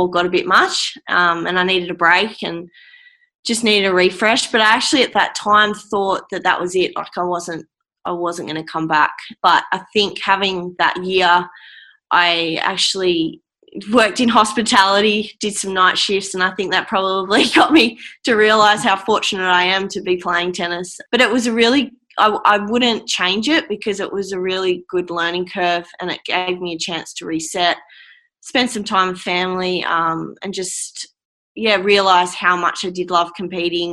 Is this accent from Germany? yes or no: no; Australia; how damn lucky we are to be from Australia